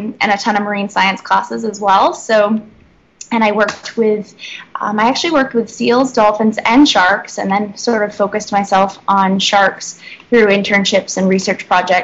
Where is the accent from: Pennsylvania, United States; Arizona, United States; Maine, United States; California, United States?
Maine, United States; Sebec; moved away as an adult; now in Bahamas; I'm originally from Sebec, Maine, which is a really small town, about 400 people, and I grew up there and then moved to a more southern part of Maine when I was about 11, but yeah, originally from Maine.